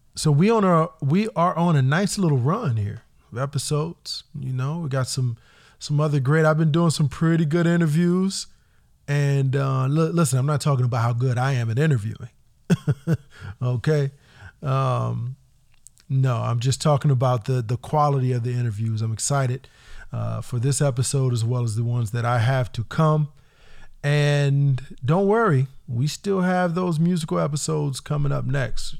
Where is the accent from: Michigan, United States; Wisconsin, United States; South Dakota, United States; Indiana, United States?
Indiana, United States; now in California, United States; as a Californian from Indiana, from the Midwest